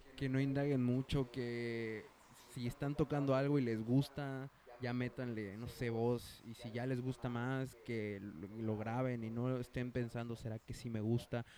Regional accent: Mexico; somos mexicanos

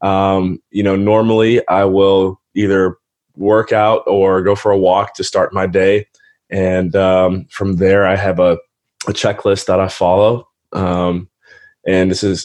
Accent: Cleveland, Ohio, United States; moved away as an adult; also born or lived in Western Pennsylvania / Belize; Born and raised in Cleveland, Ohio. Was there for the first 18 years of my life

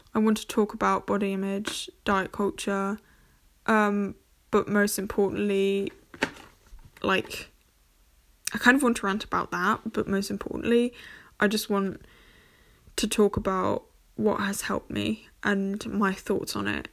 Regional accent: Germany; first language English; I'm half German, half English. I was born and raised here in Germany.

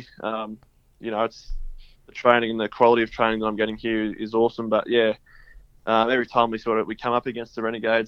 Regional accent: Ballarat, Victoria, Australia; now in Melbourne, Australia; growing up in Ballarat, I had an older brother and a younger brother.

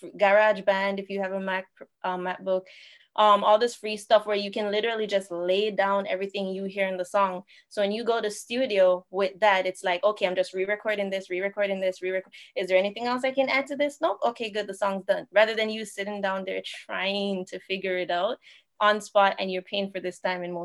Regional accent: Jamaica; moved away as an adult; also born or lived in Toronto; now in Niagara region, Canada; I was born and raised in Jamaica

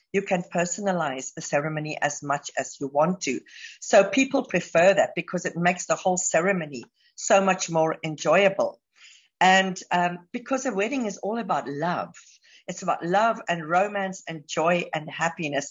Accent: South Africa; moved away as an adult; now in Dubai, United Arab Emirates; I'm South African, but I've been living in Dubai now for the last 14 years

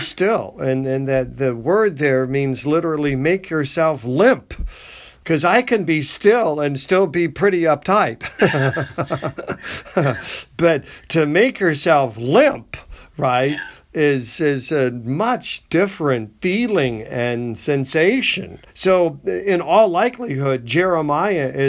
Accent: United States; I'm an American.

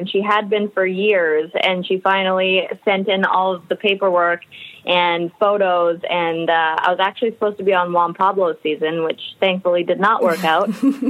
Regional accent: Alberta, Canada; now in Vancouver, Canada; I mean, I grew up in Alberta, Canada, and then I'd moved out to Vancouver on a dance scholarship.

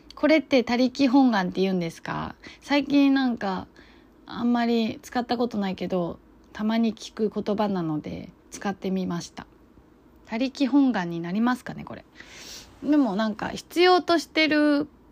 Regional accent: China; now in Japan; 自分は中国人なんですけど、周りの人たちって日本人ばっかりで

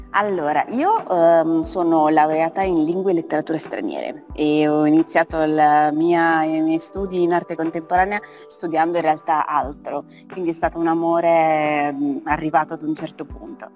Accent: Naples, Campania, Italy; moved away as an adult; now in Turin, Italy; vengo da Napoli, vengo da Napoli a studiare per lì

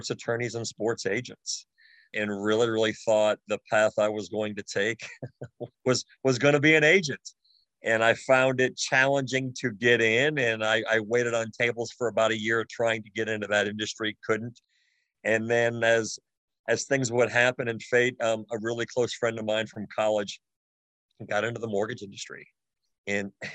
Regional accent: Cleveland, Ohio, United States; moved away as an adult; now in Louisville, United States; I spent actually my entire childhood in Cleveland, graduated from high school

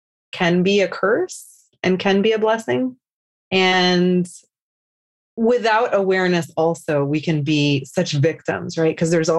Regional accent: Houston, Texas, United States; Born and raised in Houston, Texas.

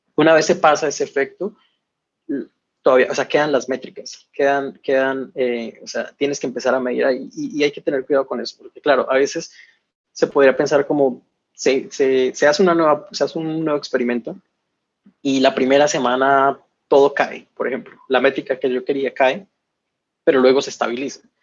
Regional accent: Colombia; moved away as an adult; also born or lived in Barcelona; yo soy originalmente de Colombia

